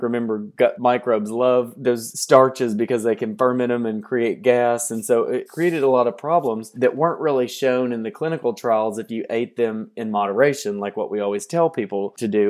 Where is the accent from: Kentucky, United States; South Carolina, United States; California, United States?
Kentucky, United States; Hopkinsville; moved away; I'm from southwestern Kentucky. One of the reasons I got into nutrition was that you go to my hometown, Hopkinsville